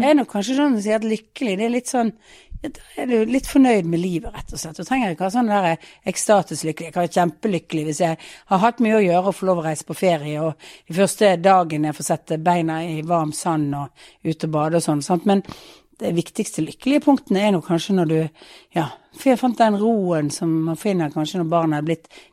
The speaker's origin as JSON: {"language": "Norwegian", "town": "Bergen", "region": "Vestland", "country": "Norway", "moved": "as an adult", "lives_now": "Oslo, Norway", "said": "som bergensere"}